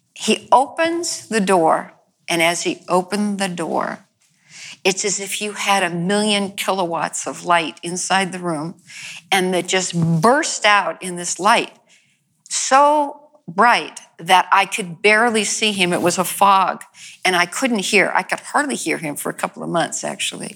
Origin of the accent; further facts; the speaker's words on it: New York, United States; also born or lived in The Bronx, New York / Long Island, New York / Italy (ancestry); I was raised in New York, mm-hmm. as you were, and in different parts in the Bronx and then Long Island